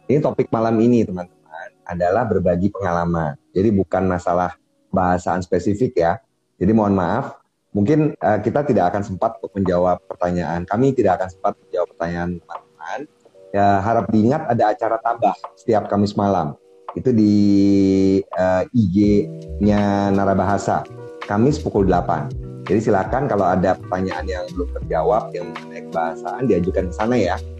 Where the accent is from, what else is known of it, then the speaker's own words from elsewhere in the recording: West Java, Indonesia; saya yang berasal dari Sunda, saya kan lama di, di, di Jawa Barat ya.